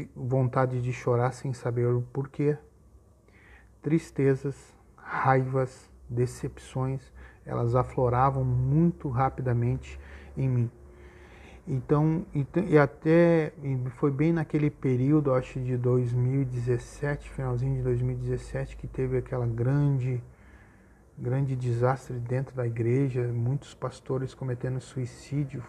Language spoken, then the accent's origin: Portuguese; Gaúcho, Rio Grande do Sul, Brazil; como nós gaúchos dizemos aqui